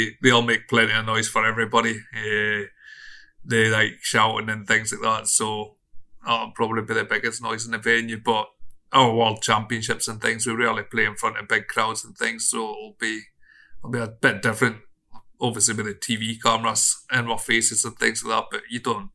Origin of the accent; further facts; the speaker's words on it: Stranraer, Scotland, United Kingdom; I'm from Stranraer